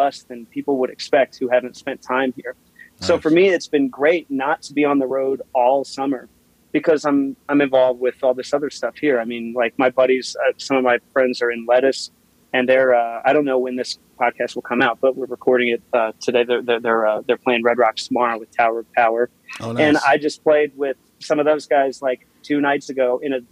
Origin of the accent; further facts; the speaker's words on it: Cheyenne, Wyoming, United States; also born or lived in St. Louis, Missouri / Denver, Colorado; I grew up in Wyoming. I was born in St. Louis, and when I was about 5 or 6, we moved out to Wyoming.